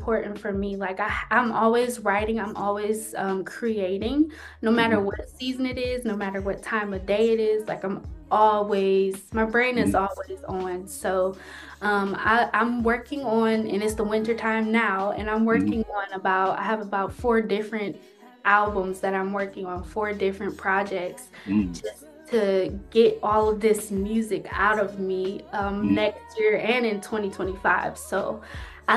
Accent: Cleveland, Ohio, United States; I'm from Cleveland, so I've done like Rock Hall and Severance Hall, those like really notable venues here

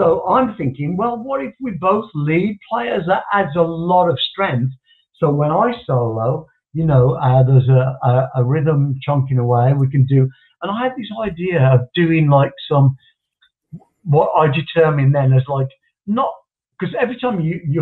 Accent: West Bromwich, West Midlands, United Kingdom; in my hometown, West Bromwich

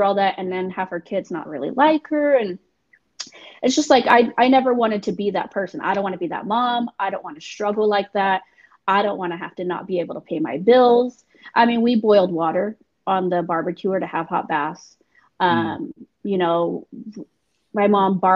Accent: Northern California, United States; I was born and raised in Cali. Northern California, not

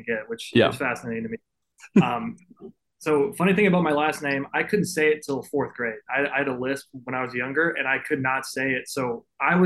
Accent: Corpus Christi, Texas, United States; born or raised there; also born or lived in Canada

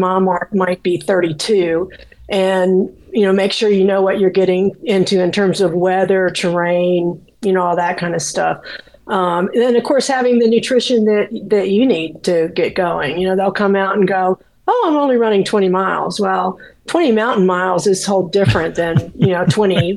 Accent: Florida, United States; moved away; I grew up in Florida

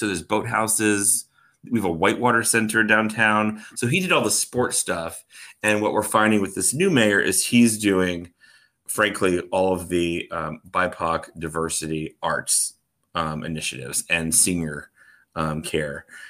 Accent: Orlando, Florida, United States; moved away as an adult; also born or lived in North Carolina; now in Oklahoma City, United States; I grew up in Orlando, Florida

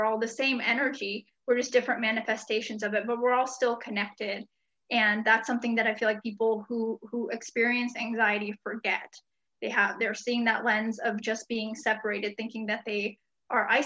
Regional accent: United States; also born or lived in Hungary / Grass Valley, California; And we moved back here, to the US in 1994 when I was four

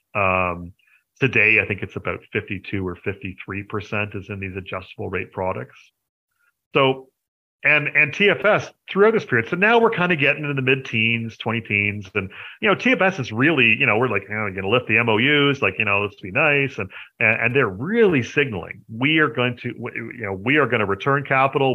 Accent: Canada; I am a Canadian uh, which you know I suppose you should probably have figured that out since I run Hidden Gems Canada

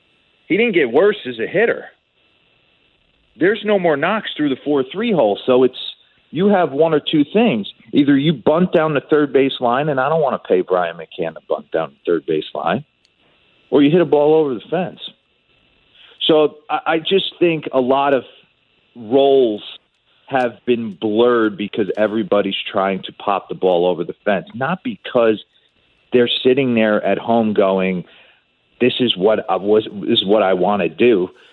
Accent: Carlstadt, New Jersey, United States; I'm from Carlstadt, New Jersey. It's not too far away.

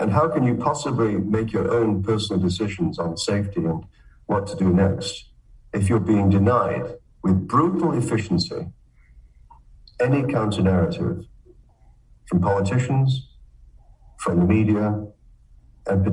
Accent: Manchester, North West England, United Kingdom; moved away as an adult; also born or lived in Cambridge, United Kingdom / Michigan, United States; now in Canada; I'm from Manchester

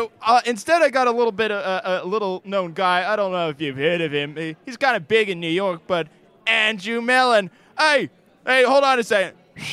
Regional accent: Australia; accent: Australian; now in United States; Sorry, every moment I live here in America, I lose my Australian accent.

